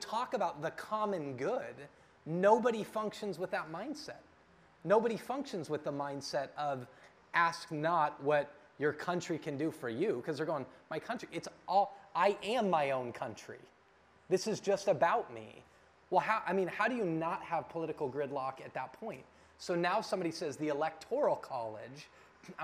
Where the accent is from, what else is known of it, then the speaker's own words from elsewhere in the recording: Denver, Colorado, United States; moved away; I'm originally from Denver, and I was at home with family this weekend, and all my family's there